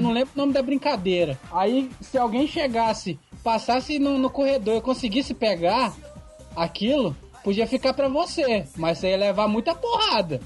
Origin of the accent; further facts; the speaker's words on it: Vitória, Espírito Santo, Brazil; eu sou do Espírito Santo, Vitória